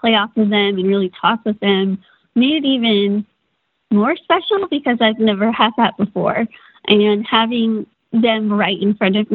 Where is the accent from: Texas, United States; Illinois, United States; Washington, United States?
Texas, United States; Austin; was born in Austin, Texas, my parents' first child